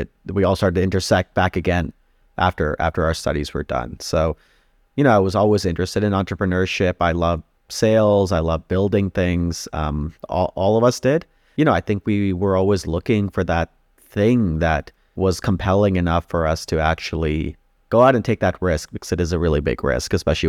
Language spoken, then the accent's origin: English; India; now in Canada; We're immigrants to Canada. So we immigrated here from India in the mid 90s.